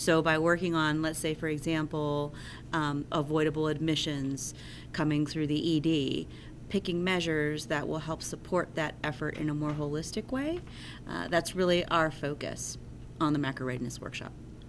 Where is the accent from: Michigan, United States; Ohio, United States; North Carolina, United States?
North Carolina, United States; Asheville; I'm from Asheville, North Carolina